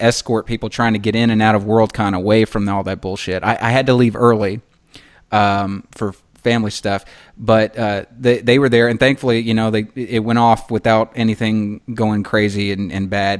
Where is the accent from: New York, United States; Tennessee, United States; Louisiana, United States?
Tennessee, United States; Memphis; we grew up in Memphis together